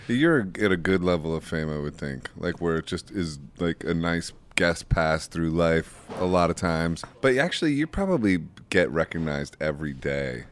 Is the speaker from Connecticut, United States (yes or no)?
no; Akron, Ohio, United States; I'm from Akron, Ohio